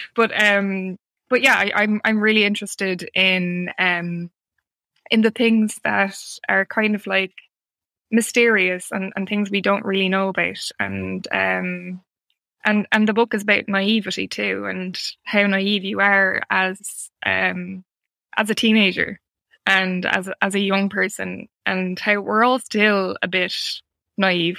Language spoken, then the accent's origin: English; Ireland; as an Irish writer